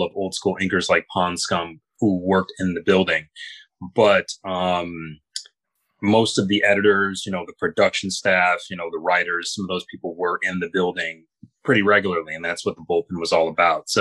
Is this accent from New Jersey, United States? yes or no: no; Grand Rapids, Michigan, United States; the years growing up in Grand Rapids, Michigan